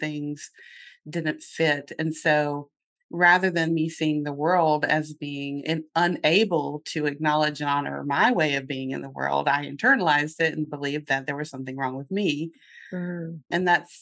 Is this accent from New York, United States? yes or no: no; North Carolina, United States; accent: Southern; now in Lancaster, United States; I have a little bit of a Southern accent remaining from growing up in North Carolina